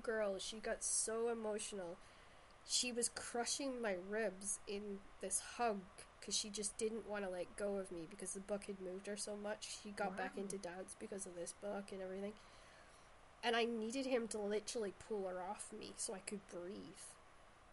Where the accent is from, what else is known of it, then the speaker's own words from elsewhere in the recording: Shetland, Scotland, United Kingdom; I'm actually from Shetland